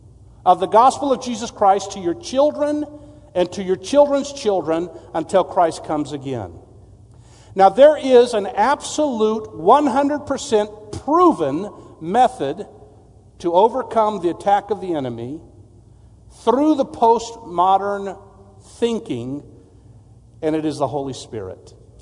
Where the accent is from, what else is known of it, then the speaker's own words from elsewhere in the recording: Mexico; also born or lived in McAllen, United States / San Antonio, United States; I'm actually originally from Texas. I was born in McAllen, Texas, San Juan, which is right outside of McAllen. And my parents were missionaries. I grew up in Mexico